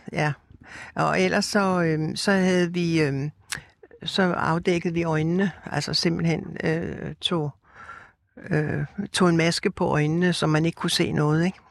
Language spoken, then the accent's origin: Danish; Rødovre, Capital Region of Denmark, Denmark; jeg er opvokset ude i Rødovre, som er en forstad til København